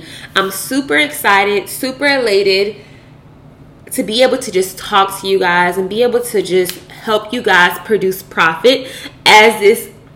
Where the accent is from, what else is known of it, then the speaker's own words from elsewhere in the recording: Louisville, Kentucky, United States; now in Dallas, United States; I'm currently residing in Dallas, Texas, but I am from Louisville, Kentucky.